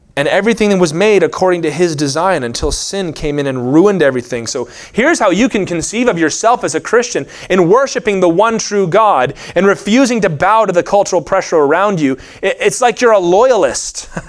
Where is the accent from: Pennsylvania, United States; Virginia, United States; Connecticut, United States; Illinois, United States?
Virginia, United States; I grew up in Virginia